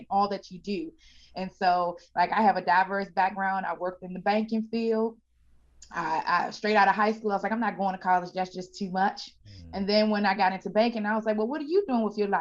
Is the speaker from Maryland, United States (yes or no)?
yes; Landover, Maryland, United States; also born or lived in Washington, D.C.; born and raised in the DMV area. I was born in Washington, D.C., and we were raised in Landover, Maryland